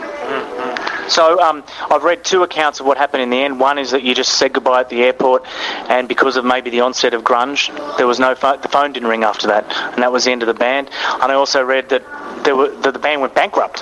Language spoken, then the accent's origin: English; Australia; I'm from Australia